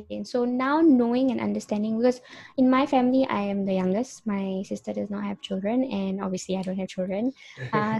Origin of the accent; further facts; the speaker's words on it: Brunei; also born or lived in Singapore / Malaysia; born in Singapore, raised in Brunei and Malaysian citizen